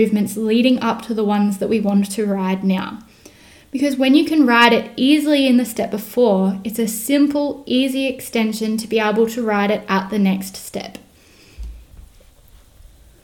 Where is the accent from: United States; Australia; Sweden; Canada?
Australia; I am Australian